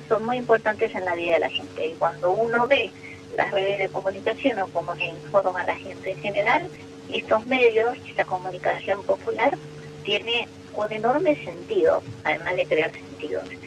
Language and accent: Spanish; Argentina; todos y todas como argentinos